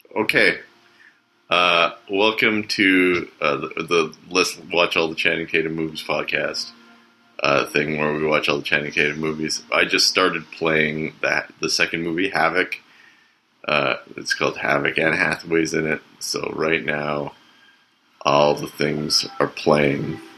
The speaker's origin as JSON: {"language": "English", "country": "Canada", "said": "as a Canadian"}